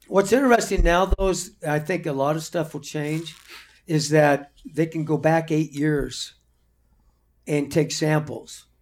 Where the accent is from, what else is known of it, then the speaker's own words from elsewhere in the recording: Marion, Illinois, United States; moved away; I grew up in Marion, Illinois